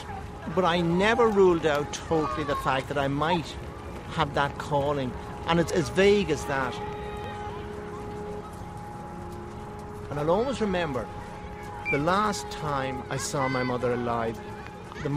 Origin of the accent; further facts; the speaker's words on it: Bray, Leinster, Ireland; I was born in Bray in County Wicklow into a very traditional Catholic family